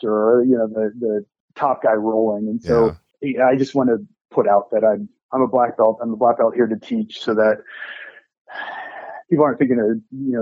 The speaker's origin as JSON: {"language": "English", "region": "Nebraska", "country": "United States", "tie": "born or raised there", "also_born_or_lived": "Phoenix / Denton, Texas", "moved": "yes", "said": "when I was growing up in Nebraska"}